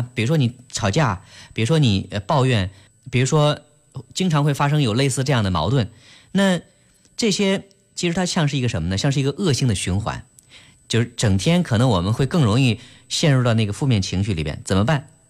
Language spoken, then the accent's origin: Chinese; China; 对于我们中国人来说，很多人是。不太善于去直接表达